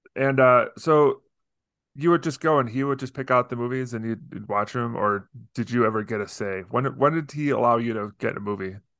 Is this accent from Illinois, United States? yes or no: yes; Deerfield, Illinois, United States; I grew up in Deerfield, Illinois, outside of Chicago